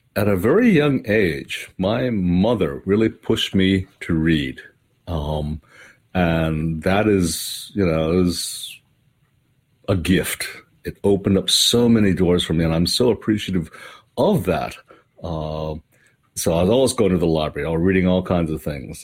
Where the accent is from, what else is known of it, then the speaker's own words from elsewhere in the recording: Hawaii, United States; moved away; I grew up in Hawaii